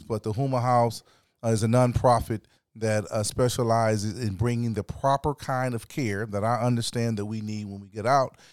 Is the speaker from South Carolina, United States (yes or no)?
yes; South Carolina, United States; moved away; I was raised partially in South Carolina